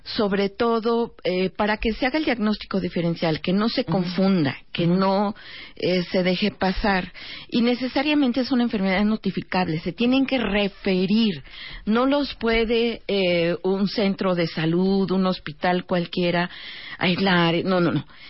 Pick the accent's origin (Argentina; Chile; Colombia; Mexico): Mexico